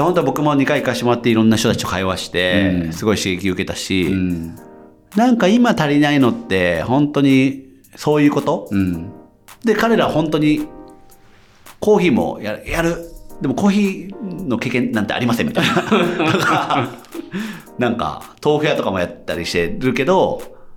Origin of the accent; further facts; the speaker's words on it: Imizu, Toyama, Japan; now in Tokyo, Japan; 自分の地元って富山県の新宮と相水市っていうところで内川っていう川があって